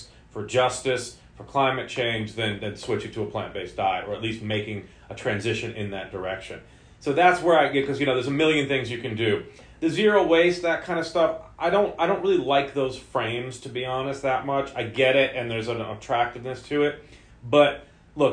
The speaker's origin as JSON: {"language": "English", "region": "New York", "country": "United States", "tie": "born or raised there", "moved": "yes", "lives_now": "Santa Cruz, United States", "said": "growing up in New York, you know, I didn't have a ton of nature-based, you know, living"}